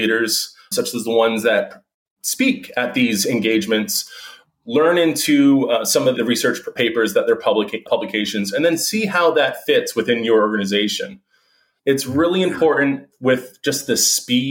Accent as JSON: {"language": "English", "town": "Boston", "region": "Massachusetts", "country": "United States", "also_born_or_lived": "New South Wales, Australia", "said": "Originally from Boston, Massachusetts"}